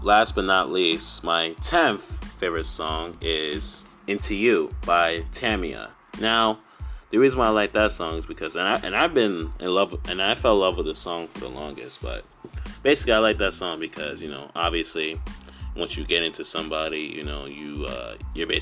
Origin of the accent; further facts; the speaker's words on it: New York City, New York, United States; New York is where I lived and grew up my whole life